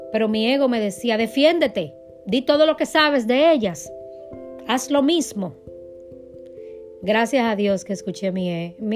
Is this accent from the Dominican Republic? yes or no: yes; Dominican Republic; now in United States; Cuando yo vine de República Dominicana a Estados Unidos